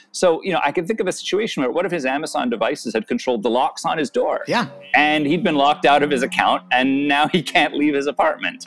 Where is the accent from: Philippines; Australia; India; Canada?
Canada; I'm Canadian